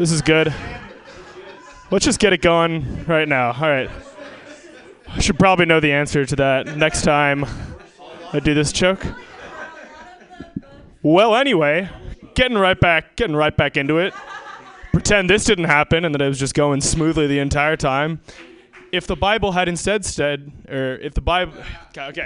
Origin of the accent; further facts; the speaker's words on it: Seattle, Washington, United States; moved away; I'm from Seattle originally